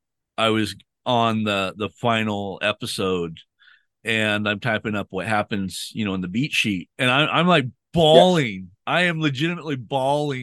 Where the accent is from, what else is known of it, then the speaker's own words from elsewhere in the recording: United States; I'm from America